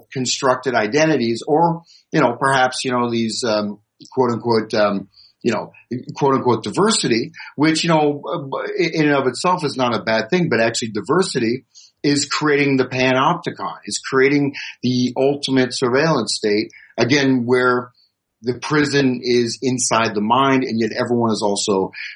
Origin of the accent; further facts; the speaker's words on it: United States; I'm an American.